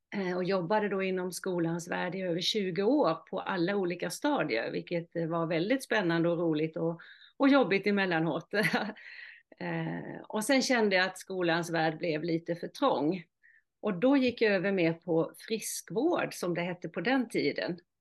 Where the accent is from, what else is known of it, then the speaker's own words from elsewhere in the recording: Halland County, Sweden; accent: mix of Halland and Småland dialect; also born or lived in Oskarshamn, Småland; now in Norrtälje, Sweden; min start är ju att jag är född i Halland, vilket eh, förklarar min eh, dialekt lite grann. Och sen har jag bott i Småland, i Oskarshamn, i 25 år, så jag har en blandning av halländska och småländska